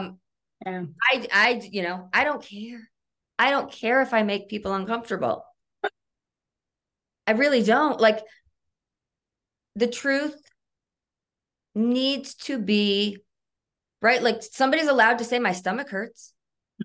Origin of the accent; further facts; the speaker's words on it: Michigan, United States; now in Colorado, United States; I'm originally from Michigan.